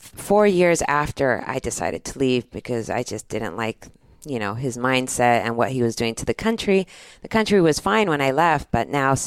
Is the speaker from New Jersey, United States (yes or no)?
no; Pittsburgh, Pennsylvania, United States; born there; I was born in Pittsburgh, Pennsylvania, as you already know.